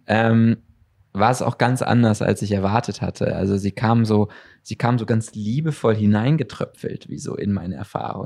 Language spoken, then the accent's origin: German; Germany; als Deutsche